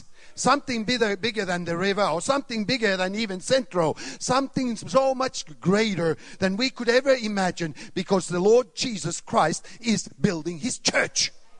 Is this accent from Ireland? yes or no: no; Sweden; also born or lived in Finland / Australia / Canada; now in Thailand; I was born in Sweden. I grew up in Sweden, Finland, Australia, Canada, and Thailand, 24 years now.